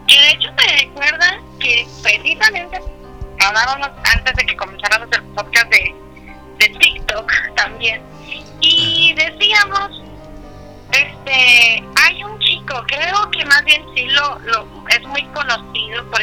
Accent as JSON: {"language": "Spanish", "country": "Mexico", "said": "como buena mexicana"}